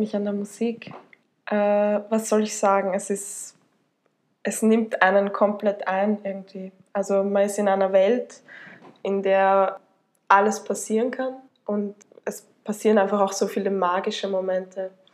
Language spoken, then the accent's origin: German; Tullnerbach, Lower Austria, Austria; ich äh, komme aus Niederösterreich, genau gesagt aus Tulnerbach, äh, bin dort aufgewachsen